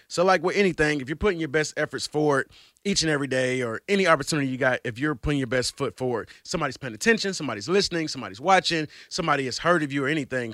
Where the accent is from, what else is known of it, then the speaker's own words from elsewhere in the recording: Atlanta, Georgia, United States; moved away as an adult; also born or lived in Cleveland, Ohio; now in Atlanta, United States; I'm originally from Georgia. I moved here from Atlanta